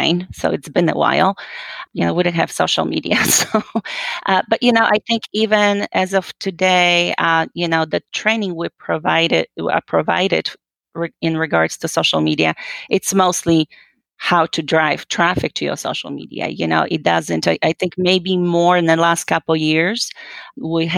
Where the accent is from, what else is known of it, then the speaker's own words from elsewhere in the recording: Poland; moved away as an adult; I'm originally actually from Poland. You know, I was born and raised, and I came here when I was, well, just about 19 years old after high school.